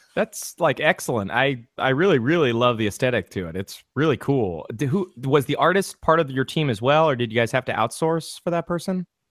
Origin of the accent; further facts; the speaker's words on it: California, United States; I'm from California